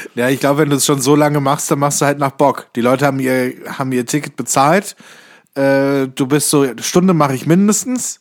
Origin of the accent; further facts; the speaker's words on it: Kassel, Hesse, Germany; moved away; in Kassel, meiner alten Heimatstadt